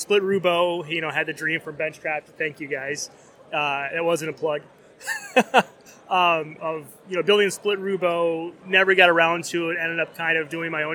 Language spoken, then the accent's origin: English; DeForest, Wisconsin, United States; I'm from DeForest, Wisconsin.